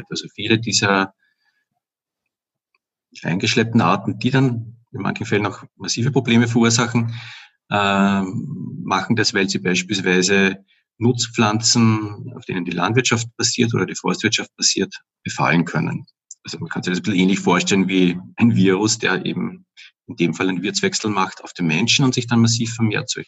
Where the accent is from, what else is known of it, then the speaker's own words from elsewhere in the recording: Upper Austria, Austria; now in Vienna, Austria; Ich komme eigentlich aus Oberösterreich, bin halt vor etwa 20 Jahren, eigentlich schon über 20 Jahren nach Wien gezogen und lebe jetzt auch schon seit ziemlich vielen Jahren hier in Währing.